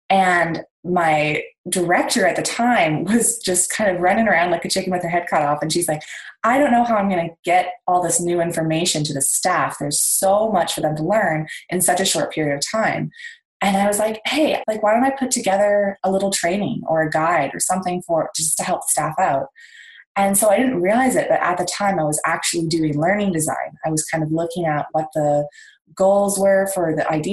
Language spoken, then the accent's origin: English; Victoria, British Columbia, Canada; I am from Victoria, BC in Canada